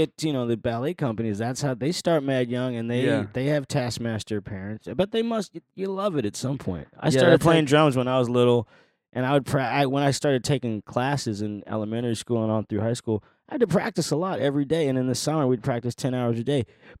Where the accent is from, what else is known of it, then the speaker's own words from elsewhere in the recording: Iowa, United States; also born or lived in Chicago / Des Moines / Burlington; So I was born in Chicago, but moved to, every couple of years we'd move to a new church. My dad would get assigned a new church. So I lived in Iowa, Des Moines, Burlington